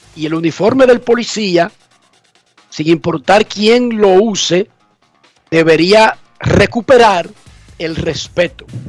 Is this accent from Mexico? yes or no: no; Buenos Aires de Herrera, Distrito Nacional, Dominican Republic; yo soy de Buenos Aires, de Herrera